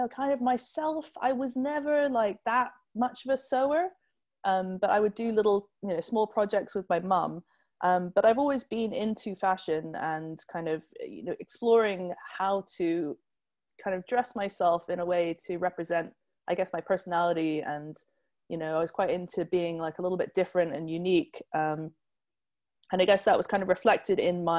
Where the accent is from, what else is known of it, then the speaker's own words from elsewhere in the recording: Hong Kong; moved away as an adult; now in England; I grew up in Hong Kong, where there isn't really a hat scene